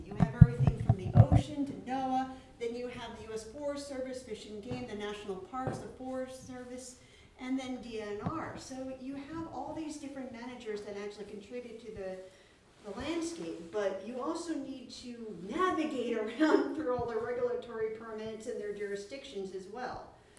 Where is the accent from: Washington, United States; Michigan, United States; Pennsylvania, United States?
Washington, United States; also born or lived in Montana; because I'm Coastal Salish from Washington area and from the Flathead of Montana Reservation area, I can't necessarily say I'm an Alaska Native artist